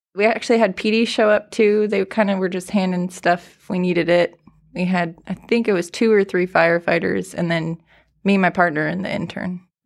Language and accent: English; Los Angeles County, California, United States; moved away as an adult; also born or lived in Kern County; now in Fresno, United States; From L A County.